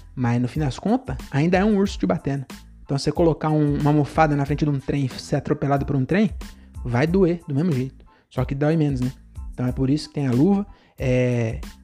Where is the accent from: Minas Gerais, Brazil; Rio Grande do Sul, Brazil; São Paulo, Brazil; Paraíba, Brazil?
São Paulo, Brazil; Francisco Morato; Francisco Morata, minha cidade, praticamente minha cidade natal, eu nasci, morei 11 anos na, na Consolação e depois eu fui para Morato sem escala